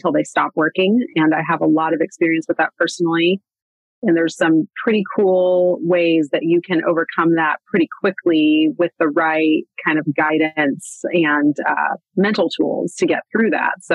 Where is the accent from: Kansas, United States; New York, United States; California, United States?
Kansas, United States; Manhattan; I grew up in Manhattan, Kansas, which is where Kansas State University is